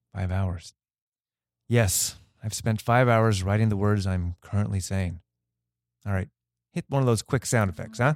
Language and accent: English; Los Angeles, California, United States; we're both from the Valley